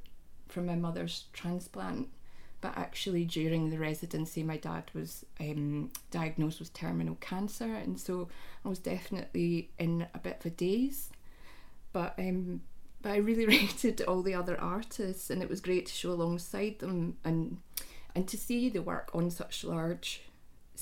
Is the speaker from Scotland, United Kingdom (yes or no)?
yes; Scotland, United Kingdom; runs through all the females in my family, and I suspect is a kind of Scottish thing